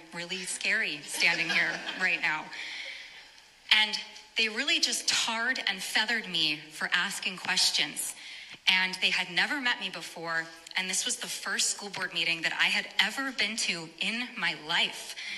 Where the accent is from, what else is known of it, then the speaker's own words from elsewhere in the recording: Rhode Island, United States; I am a mother from Rhode Island